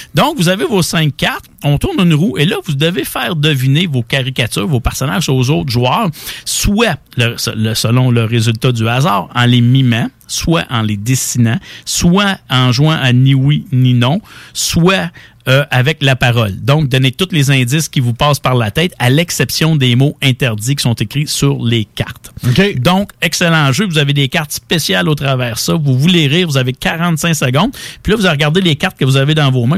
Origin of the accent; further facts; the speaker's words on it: Quebec, Canada; chez nous au Québec